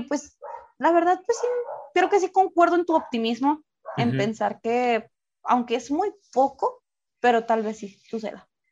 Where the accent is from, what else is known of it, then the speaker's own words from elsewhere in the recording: Ciudad Juárez, Chihuahua, Mexico; tengo pues muchos compañeros que pues no son de aquí